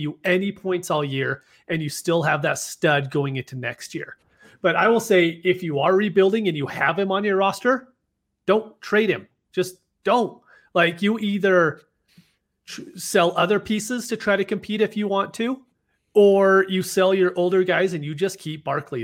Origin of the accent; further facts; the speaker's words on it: Utah, United States; accent: Utah; my Utah accent kicks in 'cause it's like wool, 'cause we don't pronounce anything correctly